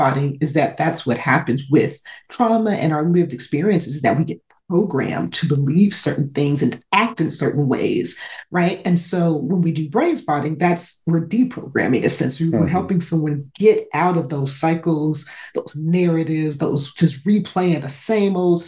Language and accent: English; Los Angeles, California, United States; I grew up in South Central